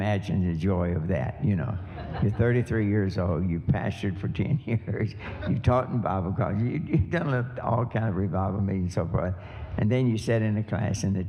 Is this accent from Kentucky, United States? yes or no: yes; Kentucky, United States; moved away; also born or lived in Japan / Harvey, Illinois; I'm from Kentucky